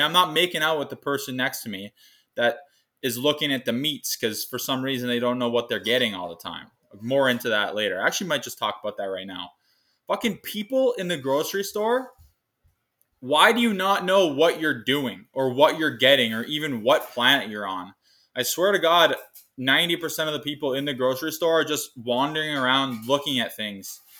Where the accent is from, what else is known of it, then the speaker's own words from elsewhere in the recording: Kamsack, Saskatchewan, Canada; moved away as an adult; I'm coming to you live from my hometown of Kamsack, Saskatchewan